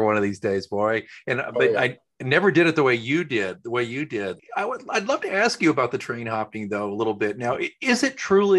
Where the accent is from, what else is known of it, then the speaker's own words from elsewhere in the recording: Oklahoma, United States; and I grew up in Oklahoma